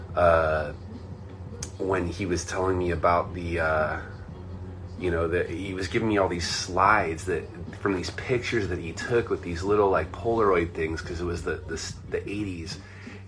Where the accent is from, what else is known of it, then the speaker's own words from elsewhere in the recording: Anaheim, California, United States; also born or lived in Irvine, California; I'm from Orange County. I was born in Anaheim, California